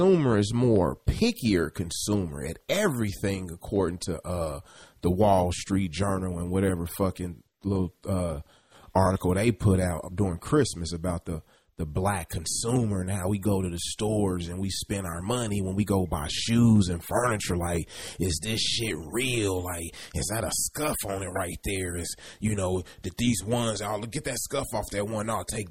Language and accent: English; Kansas City, Kansas, United States; I grew up in Kansas City, Kansas.